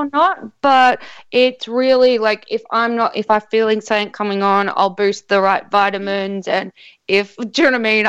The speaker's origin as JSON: {"language": "English", "town": "Sydney", "region": "New South Wales", "country": "Australia", "also_born_or_lived": "South Australia", "accent": "Australian", "moved": "yes", "said": "I'm actually from Sydney"}